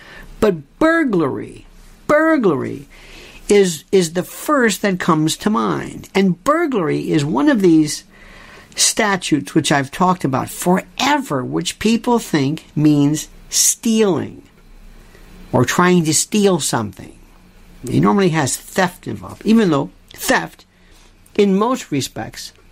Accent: Florida, United States; I'm from Florida

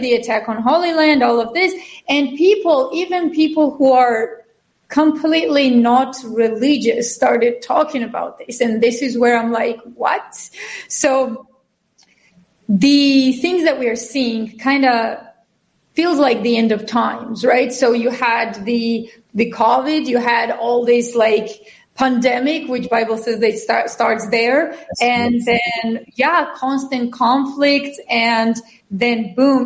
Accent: Georgia; now in United States; I'm from Georgia, even though I'm, a, I'm American citizen. I'm a double citizen.

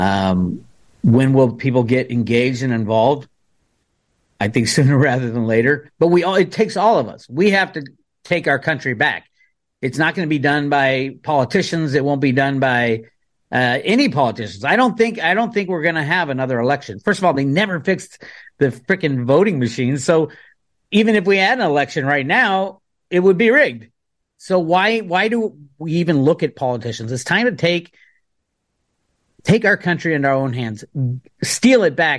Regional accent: Oakland, California, United States; I grew up in Oakland

